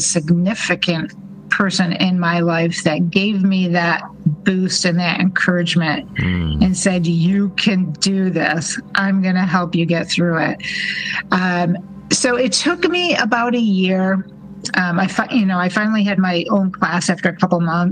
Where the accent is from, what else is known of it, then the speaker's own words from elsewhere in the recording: Rochester, New York, United States; now in Phoenix, United States; my hometown of Rochester, New York